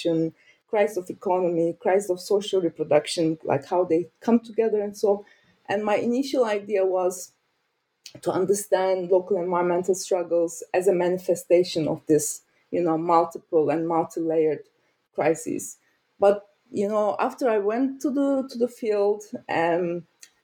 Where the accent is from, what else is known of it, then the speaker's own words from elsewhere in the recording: Turkey; moved away as an adult; also born or lived in Ankara, Turkey / Lancaster, United Kingdom; now in Berlin, Germany; I'm from Turkey, and I studied in Ankara